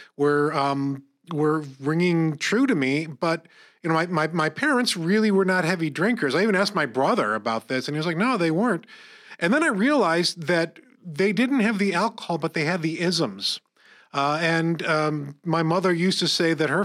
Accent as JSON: {"language": "English", "town": "Corning", "region": "New York", "country": "United States", "tie": "born or raised there", "said": "We grew up in Corning"}